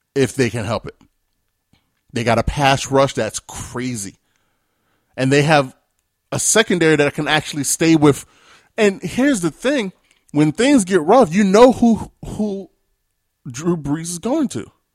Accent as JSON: {"language": "English", "region": "New York", "country": "United States", "said": "I'm from New York"}